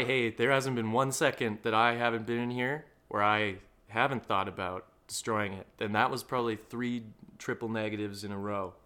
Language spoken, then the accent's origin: English; Alberta, Canada; I grew up in Alberta, you know, lived a pretty normal, uh, middle class